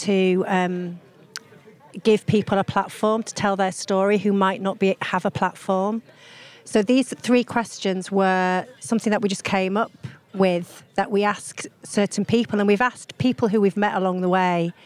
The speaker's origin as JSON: {"language": "English", "region": "Yorkshire and the Humber", "country": "United Kingdom", "said": "I'm a Yorkshire mum. I'm a mum from Yorkshire"}